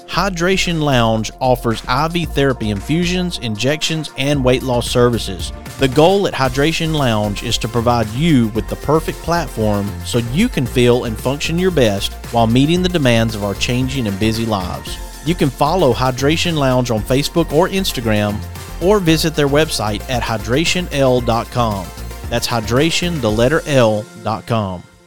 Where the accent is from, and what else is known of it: Athens, Birmingham, Alabama, United States; born or raised there